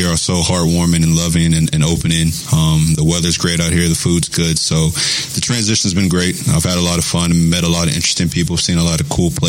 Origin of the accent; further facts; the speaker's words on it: West Virginia, United States; moved away as an adult; also born or lived in Kentucky / Toronto; now in Oklahoma City, United States; I grew up in West Virginia uh, pretty much my whole life. I went to Kentucky